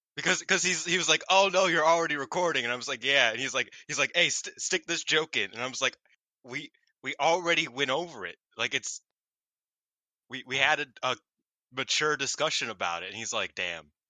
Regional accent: Chicago, Illinois, United States; I am from Chicago

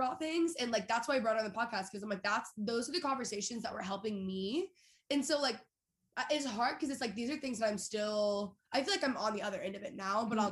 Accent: Texas, United States; moved away; also born or lived in Los Angeles; I grew up in Texas

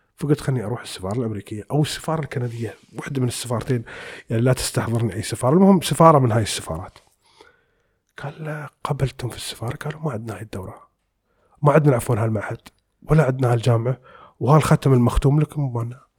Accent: United Arab Emirates; احنا عندنا في الخليج يعني ما بنقول عندنا في الامارات ونقول بالخليج بشكل عام

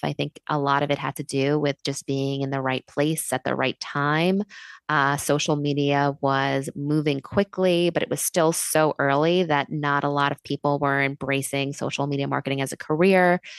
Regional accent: New York City, New York, United States; I moved back to New York City, uh, which, uh, is my hometown

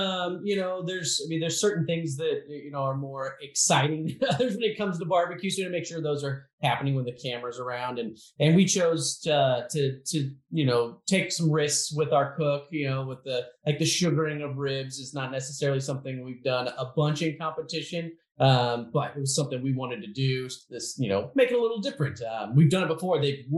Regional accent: Kansas City, Missouri, United States; Yeah, so we're from Kansas City. The American Royal is here in our hometown.

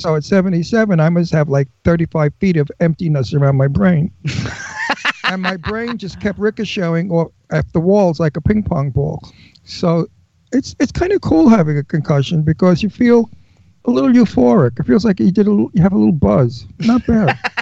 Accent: New York City, New York, United States; accent: Brooklyn; I was born in Brooklyn. I lived in Brooklyn as a kid.

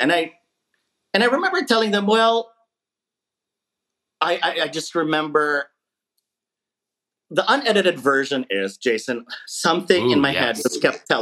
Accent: Philippines; now in United States; being Filipino as a child growing up in the Philippines

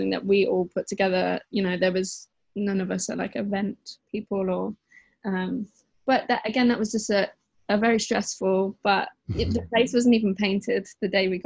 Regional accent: Worcester, West Midlands, United Kingdom; moved away as an adult; now in London, United Kingdom; I'm from the Midlands. I'm just from a little, it's not little, but smallish place, Worcester.

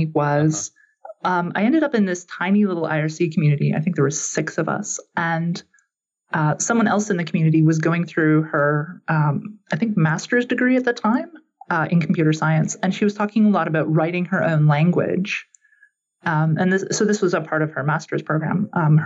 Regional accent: Canada; growing up in Canada

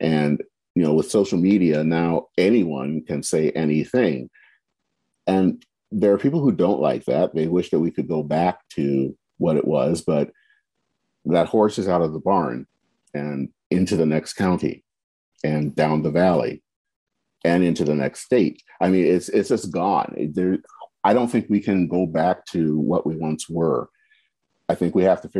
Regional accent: United States; we love our country.

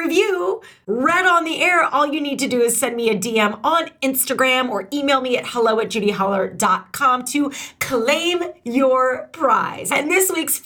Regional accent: St. Louis, Missouri, United States; I'm from St. Louis

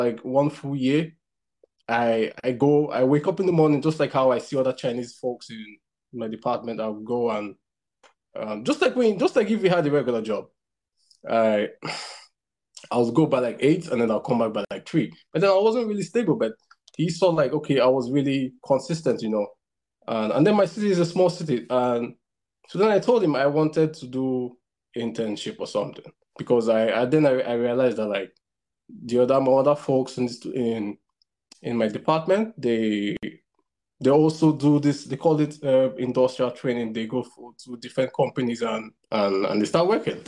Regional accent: Nigeria; moved away as an adult; now in China; I'm Nigerian

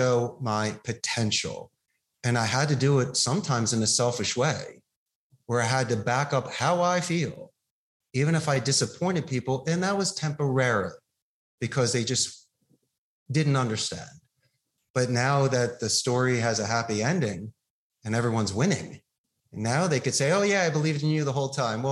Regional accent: Philadelphia, Pennsylvania, United States; now in Costa Rica; growing up in Philadelphia

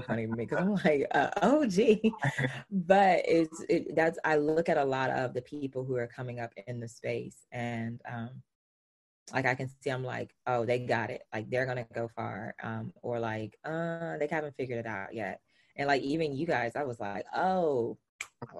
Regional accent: the South, United States; I'm from the South. So I like I use language slightly different

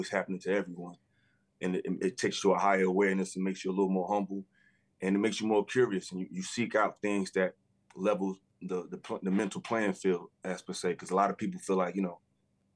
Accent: Newark, New Jersey, United States; my hometown, Newark, New Jersey

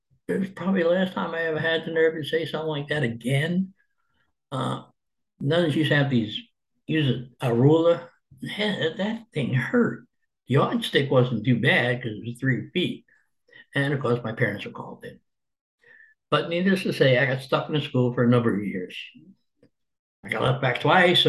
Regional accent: Jersey City, New Jersey, United States; moved away as an adult; also born or lived in Arkansas; I was born in Jersey City, New Jersey, 1950. My childhood was that bringing up of a poor family.

